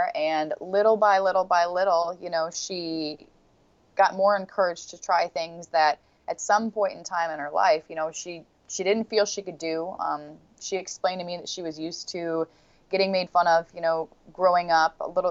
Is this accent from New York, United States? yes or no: no; Portland, Oregon, United States; since I was like, I got to say 5 or 6 years old back in Portland, Oregon